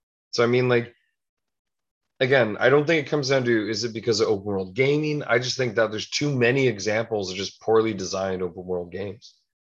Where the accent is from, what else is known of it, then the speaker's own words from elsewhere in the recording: Toronto, Ontario, Canada; Hey, I'm from Toronto. Let's go.